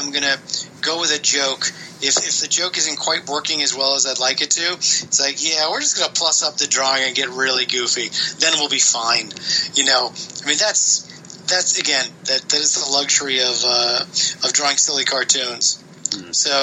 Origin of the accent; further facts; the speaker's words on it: East Coast of the United States, United States; now in California, United States; I'm from the East Coast of the United States, and I never had a mango until I moved to California